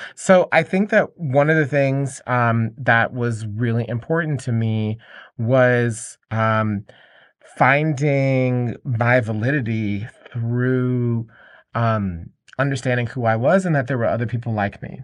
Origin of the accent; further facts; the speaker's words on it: Atlanta, Georgia, United States; I grew up in Atlanta, And, um, in Atlanta, Georgia